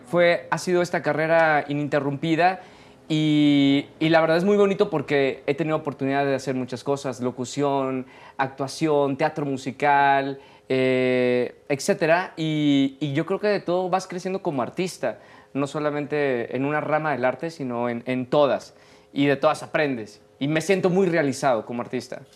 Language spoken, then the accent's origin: Spanish; Monterrey, Nuevo León, Mexico; Yo soy de Monterrey